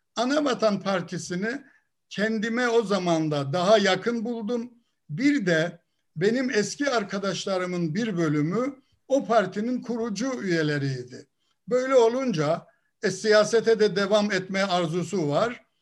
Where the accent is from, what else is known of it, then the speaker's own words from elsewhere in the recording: Ardeşen, Rize Province, Turkey; also born or lived in İzmir; Ben Rize'nin Ardeşen ilçesinde dünyaya geldim. Ailem kalabalık bir aileydi.